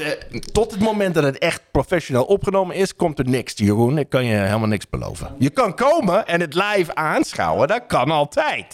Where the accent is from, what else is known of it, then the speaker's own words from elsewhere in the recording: United States; Dutch is a second language; now in Netherlands; Als Amerikaan in Nederland